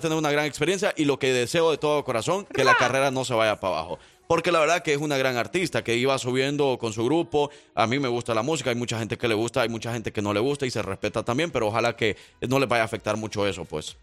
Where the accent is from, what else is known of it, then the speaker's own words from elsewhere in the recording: El Salvador; soy del Salvador